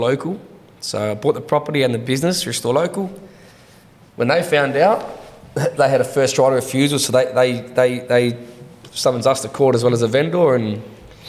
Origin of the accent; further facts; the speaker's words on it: Adelaide, South Australia, Australia; I grew up in the Hendon area